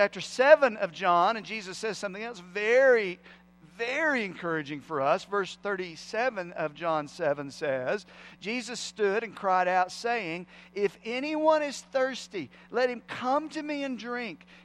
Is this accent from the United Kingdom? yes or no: no; Irwin, United States; I grew up in Irwin, and that's an experience in and of itself